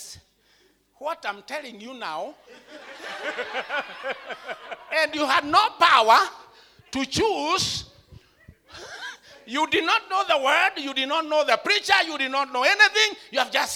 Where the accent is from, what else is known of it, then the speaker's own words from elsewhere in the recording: Kenya; I am an African. I'm a Kenyan.